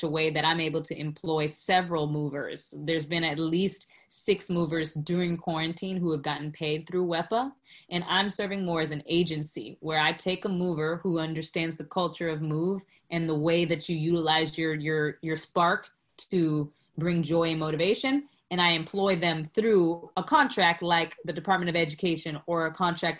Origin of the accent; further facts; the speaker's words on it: Florida, United States; now in New York, United States; I'm originally from Florida